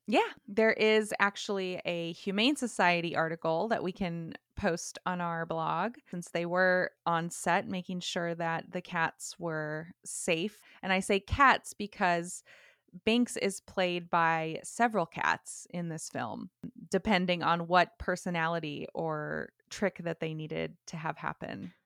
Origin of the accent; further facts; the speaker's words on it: California, United States; I was from California.